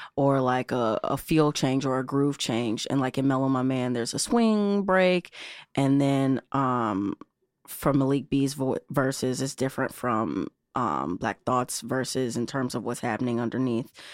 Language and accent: English; Chicago, Illinois, United States; I grew up right here in Chi City